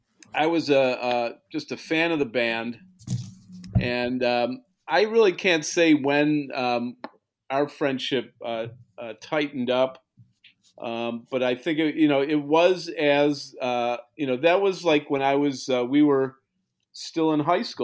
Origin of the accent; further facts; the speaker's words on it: Kenmore, New York, United States; also born or lived in Buffalo, New York; I'm back in Kenmore.